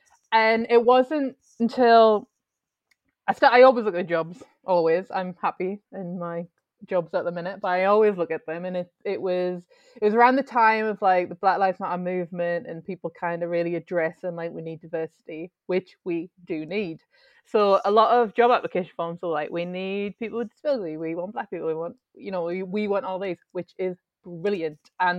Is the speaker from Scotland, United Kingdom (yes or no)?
no; North East England, United Kingdom; because obviously we're all from the Northeast and working class is a big part up here